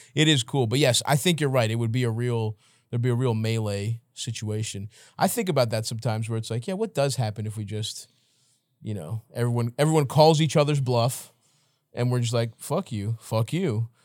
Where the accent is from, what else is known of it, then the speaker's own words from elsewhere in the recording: Baltimore, Maryland, United States; I'm coming from Baltimore